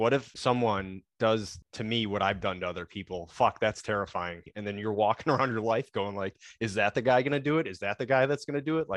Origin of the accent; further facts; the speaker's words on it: Chicago, Illinois, United States; I grew up in Chicago, Irish Catholic neighborhood.